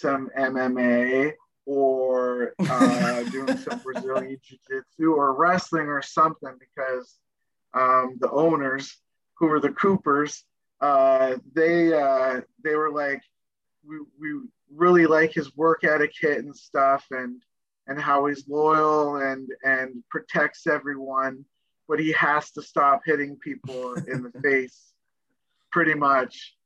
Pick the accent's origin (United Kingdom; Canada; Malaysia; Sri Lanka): Canada; Nova Scotia; I'm from Nova Scotia. And we're all good old boys down there